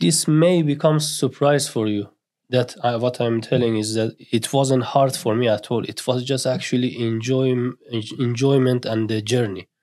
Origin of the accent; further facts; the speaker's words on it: northern Iran, Iran; English is a second language; moved away as an adult; now in Newcastle, United Kingdom; I grew up in Iran, uh, north of Iran, I was exactly the same till I was twenty years old and I arrived in the Newcastle.